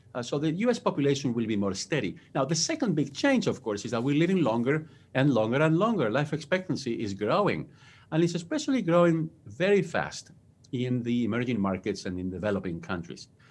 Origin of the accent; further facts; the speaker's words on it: Spain; English is a second language; moved away as an adult; now in United States; I was born and raised in Spain. That's where my accent comes from.